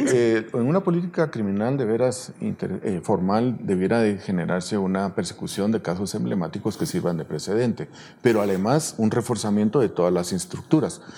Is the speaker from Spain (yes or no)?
no; Guatemala; como guatemaltecos